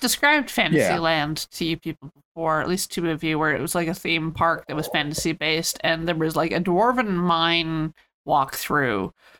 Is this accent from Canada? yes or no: yes; Canada; I'm Canadian.